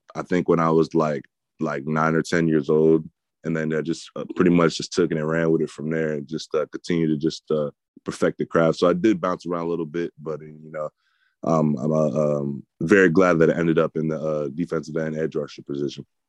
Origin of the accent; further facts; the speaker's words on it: New Jersey, United States; growing up in New Jersey